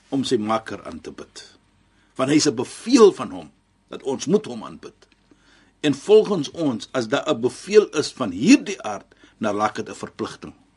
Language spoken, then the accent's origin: Afrikaans; South Africa; ons Suid-Afrikaners